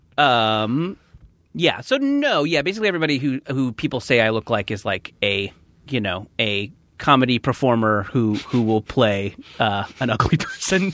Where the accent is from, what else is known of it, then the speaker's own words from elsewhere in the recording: Orange County, California, United States; I grew up in Orange County, but my mom would, would drive me to West Hollywood for swim lessons